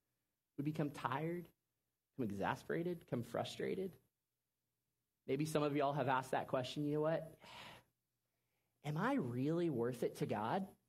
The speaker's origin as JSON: {"language": "English", "town": "Orlando", "region": "Florida", "country": "United States", "tie": "born or raised there", "said": "I grew up in Orlando, Florida, so we went to New Smyrna Beach every summer growing up"}